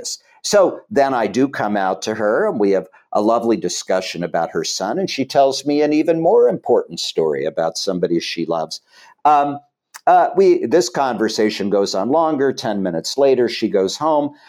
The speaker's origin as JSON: {"language": "English", "town": "Chillicothe", "region": "Ohio", "country": "United States", "tie": "born or raised there", "moved": "as an adult", "said": "I grew up in Chillicothe, Ohio"}